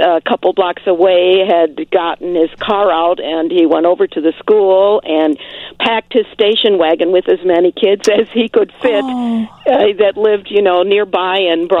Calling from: Tinley Park, Illinois, United States; Hi, this is …. I'm in Tinley Park.

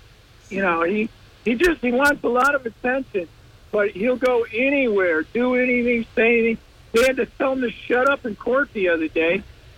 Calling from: Binghamton, New York, United States

